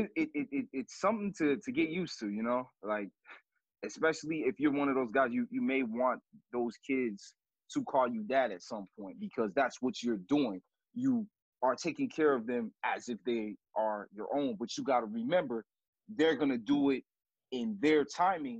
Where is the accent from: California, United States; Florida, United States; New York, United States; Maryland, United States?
Florida, United States; Miami; moved away as an adult; now in Kansas City, United States; I'm not from here, I'm from Miami